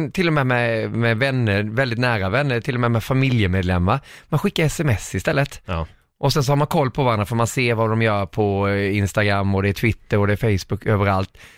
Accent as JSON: {"language": "Swedish", "region": "Småland", "country": "Sweden", "moved": "as an adult", "lives_now": "Stockholm, Sweden", "said": "De vet väl att jag är smålänning"}